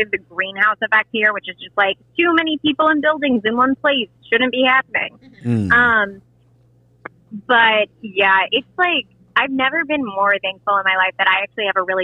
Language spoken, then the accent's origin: English; St. Louis, Missouri, United States; moved away; also born or lived in Indiana; I didn't grow up in Indiana. I'm from St. Louis originally.